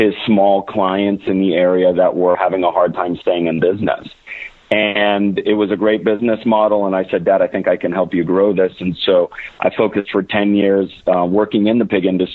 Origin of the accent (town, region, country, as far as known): Orange City, Iowa, United States; born or raised there